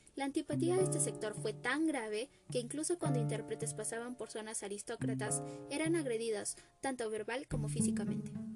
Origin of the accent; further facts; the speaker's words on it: Peru; also born or lived in Arequipa; Ese es mi Perú. Viva mi tierra rojiblanca.